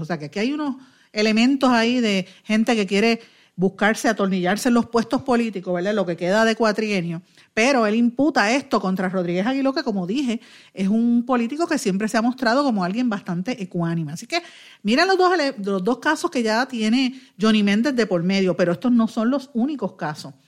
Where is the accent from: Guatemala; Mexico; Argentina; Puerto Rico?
Puerto Rico; nosotros como puertorriqueños